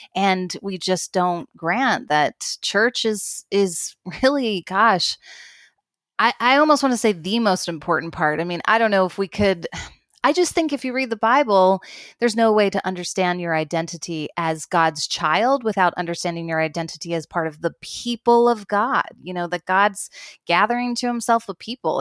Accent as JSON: {"language": "English", "country": "United States", "moved": "as an adult", "lives_now": "Toronto, Canada", "said": "I'm an American"}